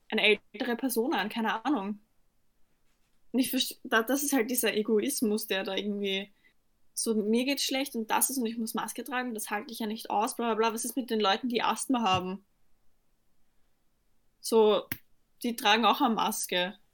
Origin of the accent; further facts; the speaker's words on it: Austria; Durch und durch Österreicher, das stimmt eigentlich nicht, aber ich bin Österreicher.